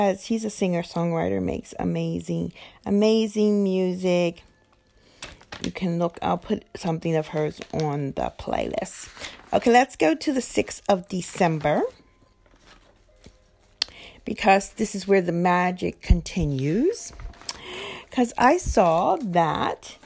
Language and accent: English; Pennsylvania, United States; my hometown in Pennsylvania